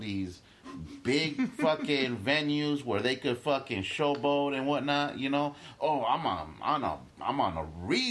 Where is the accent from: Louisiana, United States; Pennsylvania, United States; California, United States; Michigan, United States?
California, United States; Los Angeles; born or raised there; also born or lived in Guatemala